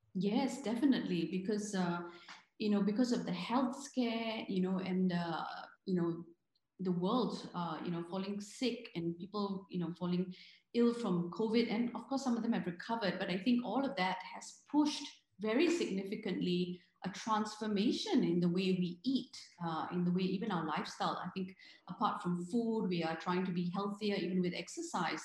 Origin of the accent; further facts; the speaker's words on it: Singapore; I'm Singaporean